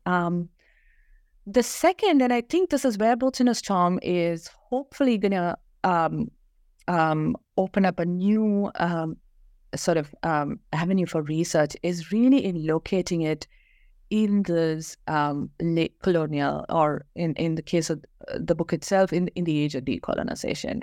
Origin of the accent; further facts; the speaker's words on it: Kerala, India; moved away as an adult; also born or lived in Bangalore; I grew up in Kerala, went to school there, and moved uh, to Bangalore